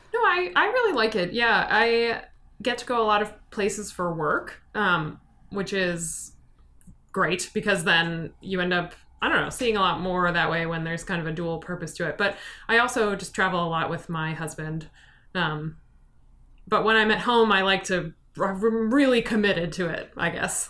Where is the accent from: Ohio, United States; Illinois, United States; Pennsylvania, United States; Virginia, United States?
Illinois, United States; Chicago; also born or lived in New York / Hong Kong; I've lived in this area since I was about five. I was born in New York